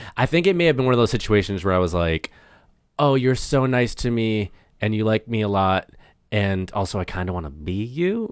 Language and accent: English; small town north of Boston, Massachusetts, United States; moved away as an adult; now in Los Angeles, United States; I'm from, like, a small town, like, forty-five minutes north of Boston